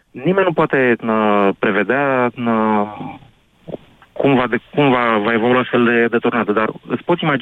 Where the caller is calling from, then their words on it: Bihor County, Romania; Eu vin din Bihor.